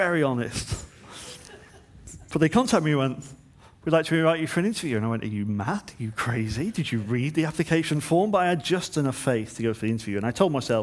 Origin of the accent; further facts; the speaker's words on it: Manchester, North West England, United Kingdom; moved away as an adult; I was from Manchester